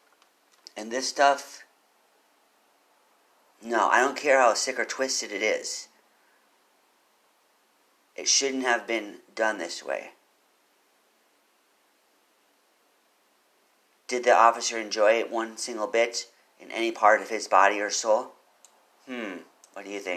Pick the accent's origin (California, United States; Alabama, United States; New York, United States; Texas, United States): Texas, United States; Austin; I'm from Austin. I've lived here for a while.